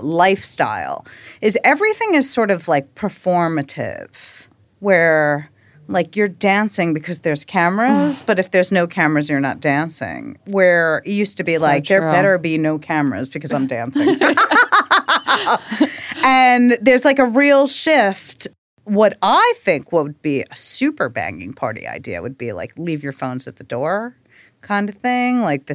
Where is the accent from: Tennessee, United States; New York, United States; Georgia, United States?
New York, United States; I was like, oh, I'm from Long Island.